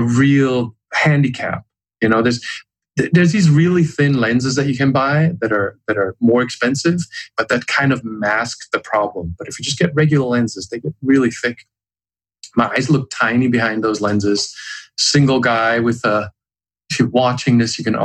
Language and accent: English; Germany; I was growing up in Germany.